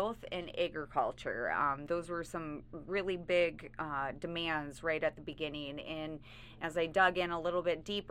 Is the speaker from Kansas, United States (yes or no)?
no; Sioux Falls, South Dakota, United States; also born or lived in Redfield, South Dakota; I'm originally from Sioux Falls area